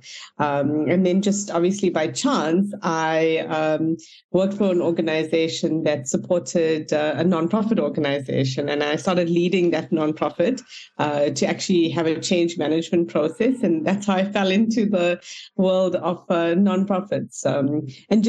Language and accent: English; Hilton, KwaZulu-Natal, South Africa; I grew up in a small town called Hilton in near Pietermaritzburg